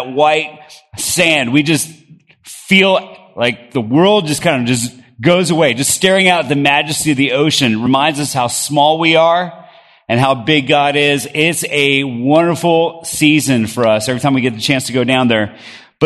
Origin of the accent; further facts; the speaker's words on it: Bogota, Colombia; moved away; I grew up in Bogota, Colombia, South America